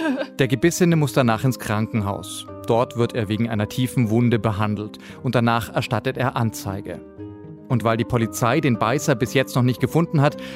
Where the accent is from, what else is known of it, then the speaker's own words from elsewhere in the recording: Hamburg, Germany; Na klar, ich komme aus Hamburg ursprünglich, da muss ich täglich U-Bahn fahren.